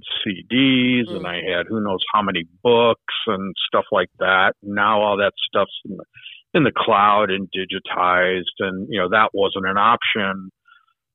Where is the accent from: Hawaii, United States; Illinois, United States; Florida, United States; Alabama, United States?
Illinois, United States; Chicago; moved away; also born or lived in Southern California; I'm originally from Chicago